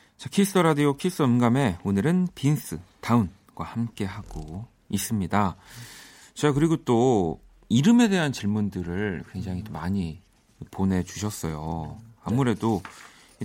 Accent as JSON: {"language": "Korean", "country": "South Korea", "tie": "born or raised there", "said": "한국에서 나고 자라서"}